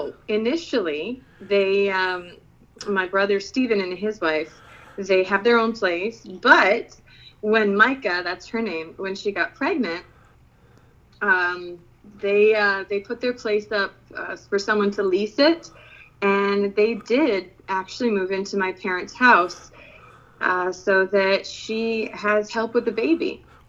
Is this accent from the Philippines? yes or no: yes; Philippines; Then you talk to me, you're like, all right, you're confused. Or you grew up overseas. And it's a little bit of both.